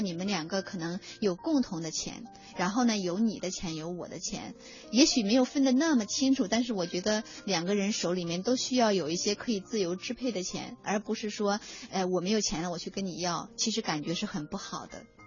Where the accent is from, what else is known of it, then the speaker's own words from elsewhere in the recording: China; 我们中国人